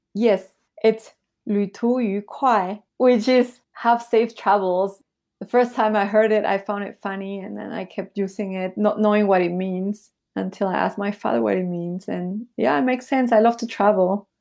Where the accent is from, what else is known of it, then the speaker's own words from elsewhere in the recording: Peru; also born or lived in Bolivia / Taiwan / Nicaragua; now in Shanghai, China; when I was little, I moved to Peru. So this is where I grew up in Peru.